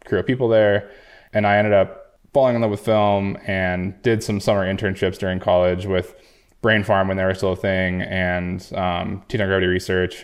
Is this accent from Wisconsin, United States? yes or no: no; Jackson, Wyoming, United States; I grew up in Jackson, Wyoming